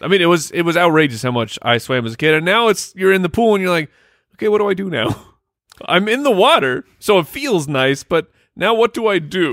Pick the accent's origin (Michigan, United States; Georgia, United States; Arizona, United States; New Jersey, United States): Arizona, United States; we grew up in Arizona